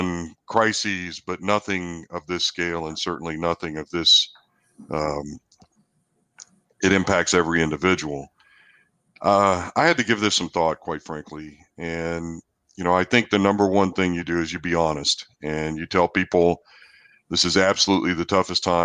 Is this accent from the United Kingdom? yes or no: no; New Zealand; now in College Station, United States; I'm also a New Zealander, and my family's 10,000 miles away